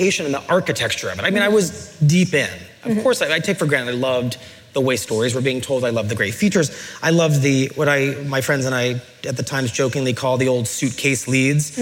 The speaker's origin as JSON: {"language": "English", "town": "New Haven", "region": "Connecticut", "country": "United States", "tie": "born or raised there", "said": "I grew up in New Haven, and my father was a firefighter in the city"}